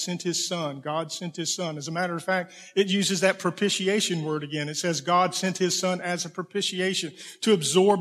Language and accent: English; Okefenokee Swamp, Georgia, United States; grew up in the Okefenokee Swamp in Georgia on a farm